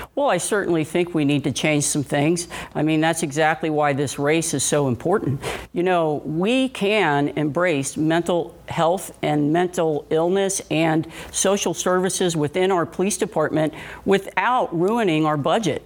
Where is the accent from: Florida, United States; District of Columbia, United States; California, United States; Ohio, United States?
Ohio, United States; Cincinnati; I was born and raised right here in Cincinnati, and I grew up in Price Hill.